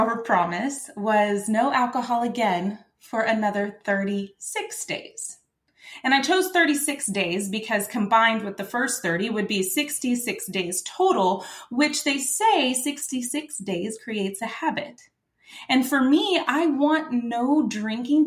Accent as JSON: {"language": "English", "region": "Texas", "country": "United States", "said": "I'm from Texas"}